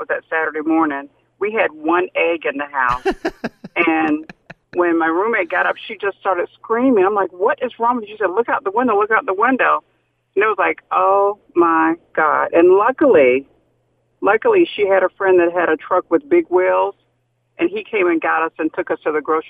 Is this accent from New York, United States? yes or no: no; Savannah, Georgia, United States; We were just so excited about the snow because we're from Savannah.